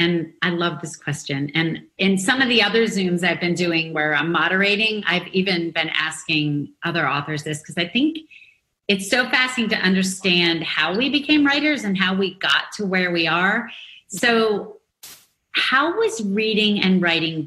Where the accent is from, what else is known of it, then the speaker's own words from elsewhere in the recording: Philadelphia, Pennsylvania, United States; I grew up in Philadelphia, too